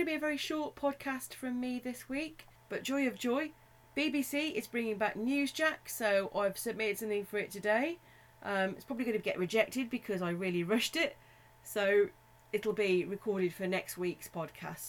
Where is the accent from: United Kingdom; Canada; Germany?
United Kingdom; Black Country, West Midlands; accent: Black Country; my Black Country accent